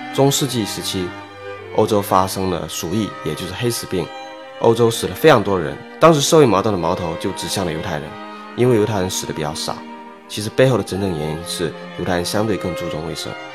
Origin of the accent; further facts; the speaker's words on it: China; 我们中国人可能是在老乡会、会议、高端社群中混圈子